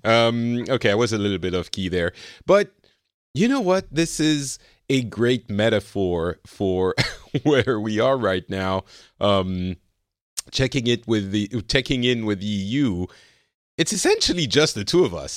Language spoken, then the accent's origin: English; Lebanon; now in France; I come from Lebanon